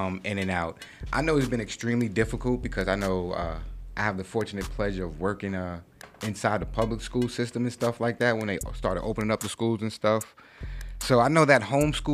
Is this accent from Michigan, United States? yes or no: no; New York City, New York, United States; I'm from New York City